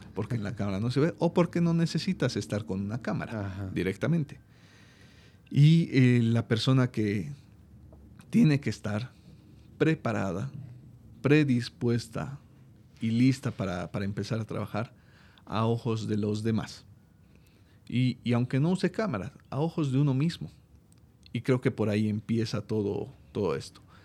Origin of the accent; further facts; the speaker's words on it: Bolivia; en mi país